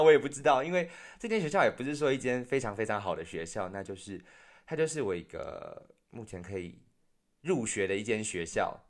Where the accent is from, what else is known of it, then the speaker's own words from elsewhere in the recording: Taiwan; moved away; 我们自己台湾也有自己内部的问题